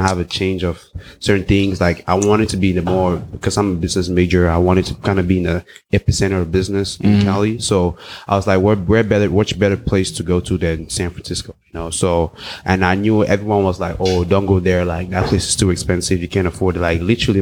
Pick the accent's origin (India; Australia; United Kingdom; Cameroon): Cameroon; also born or lived in Los Angeles, United States / South Africa; now in United States; I grew up in West Africa. Precisely, I grew up in Cameroon. I speak English and French